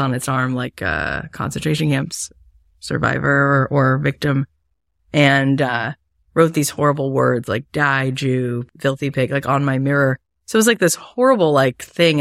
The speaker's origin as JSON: {"language": "English", "region": "Florida", "country": "United States", "tie": "born or raised there", "said": "I grew up in Florida"}